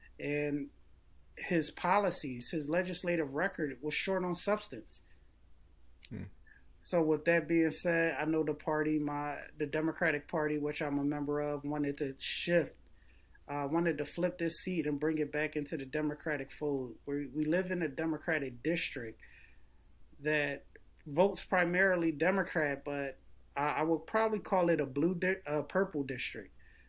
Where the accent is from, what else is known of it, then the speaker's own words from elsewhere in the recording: Philadelphia, Pennsylvania, United States; now in Delaware, United States; a Delawarean, a transplant Delawarean. I'm originally from Philadelphia.